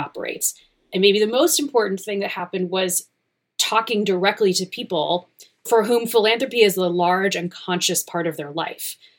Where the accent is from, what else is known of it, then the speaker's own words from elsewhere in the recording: Cleveland, Ohio, United States; moved away; also born or lived in New York; I'm from Ohio, um, so I went back to Cleveland